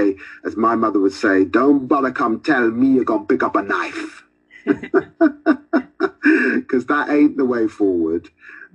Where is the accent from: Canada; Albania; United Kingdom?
United Kingdom; London; growing up in Tottenham